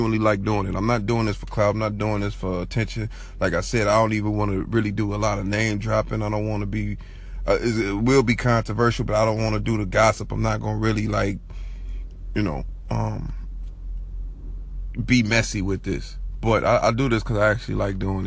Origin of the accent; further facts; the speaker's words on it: Chicago, Illinois, United States; I'm from Chicago